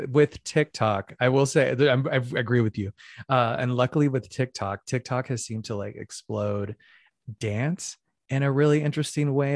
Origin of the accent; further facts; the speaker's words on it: Phoenix, Arizona, United States; moved away as an adult; also born or lived in New York City; now in Los Angeles, United States; I'm originally from Phoenix, Arizona, and I started dance at a young age